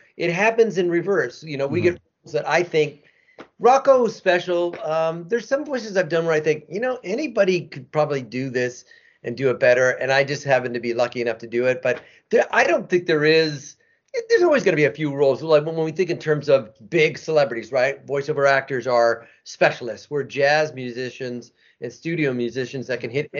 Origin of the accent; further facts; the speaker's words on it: Argentina; I'm being from Argentina, and I got some Italian and Spanish